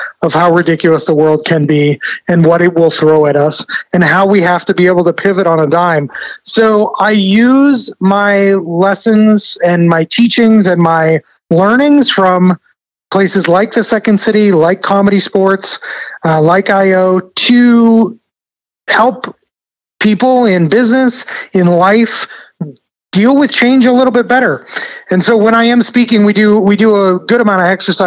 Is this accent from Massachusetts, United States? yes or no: yes; Boston, Massachusetts, United States; I grew up in Boston. My little New England body was not able to take the heat.